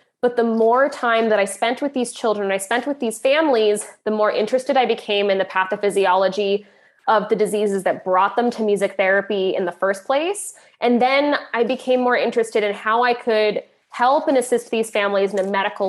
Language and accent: English; Canada; moved away as an adult; now in Ireland; I'm Canadian